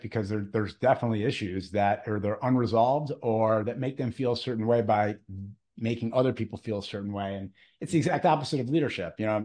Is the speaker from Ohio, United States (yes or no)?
yes; Cleveland, Ohio, United States; I'm from Cleveland